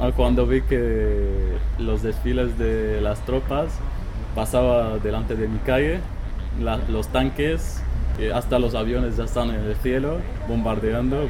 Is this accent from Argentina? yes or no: no; Aleppo, Aleppo Governorate, Syria; Spanish is a second language; moved away as an adult; also born or lived in Beirut, Lebanon; now in Madrid, Spain; soy de Siria.